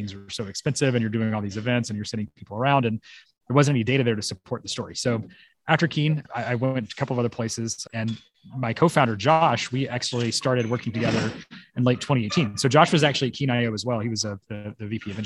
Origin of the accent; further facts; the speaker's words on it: Memphis, Tennessee, United States; moved away as an adult; now in San Francisco, United States; This is actually my hometown.